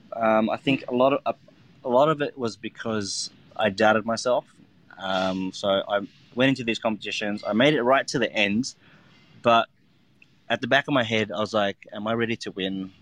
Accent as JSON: {"language": "English", "country": "Australia", "tie": "born or raised there", "said": "I'm Vietnamese Australian, um, and I've I was born and grew up in Australia"}